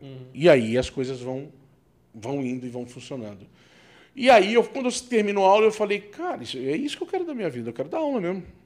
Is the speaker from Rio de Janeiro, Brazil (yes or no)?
yes; Rio de Janeiro, Brazil; moved away; eu fui criado no Rio de Janeiro